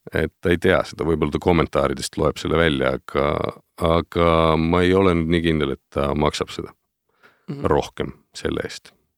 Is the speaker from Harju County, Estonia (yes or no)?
no; Pärnu, Pärnu County, Estonia; ma olen pärit sellisest kenast suvituslinnast nagu Pärnu